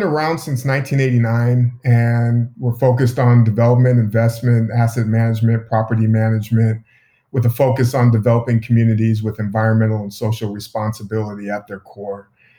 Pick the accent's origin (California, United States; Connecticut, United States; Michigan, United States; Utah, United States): California, United States; Sacramento; also born or lived in Oakland, California; I'm originally from East Oakland, but grew up mostly in Sacramento. And my parents live just outside of Sacramento now.